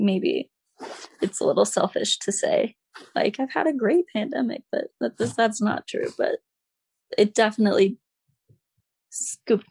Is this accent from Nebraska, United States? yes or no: yes; Omaha, Nebraska, United States; moved away as an adult; now in Boston, United States; I'm from Nebraska, grew up in Nebraska.